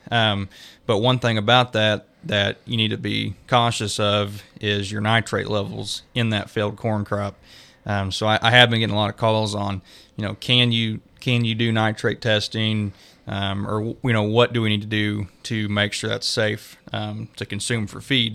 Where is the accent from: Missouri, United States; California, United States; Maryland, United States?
Missouri, United States; Creighton; moved away as an adult; also born or lived in Stillwater, Oklahoma; now in Nevada, Missouri, United States; I grew up around Creighton, Missouri, uh, in Cass County